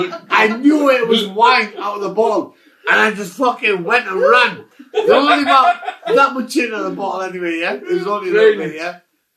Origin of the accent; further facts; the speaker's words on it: the north of England, United Kingdom; We are from the north